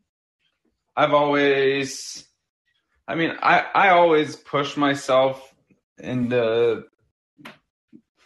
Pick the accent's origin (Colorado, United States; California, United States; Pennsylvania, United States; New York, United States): Pennsylvania, United States; We grew up in Pennsylvania